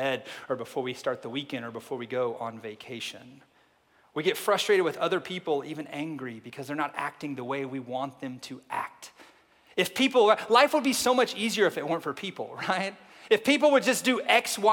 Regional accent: Oklahoma, United States; now in Arkansas, United States; I am from Oklahoma, live in Arkansas right now

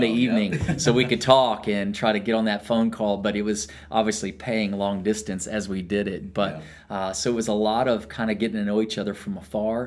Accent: Irving, Texas, United States; I was born and raised right there in Irving, Texas, as well

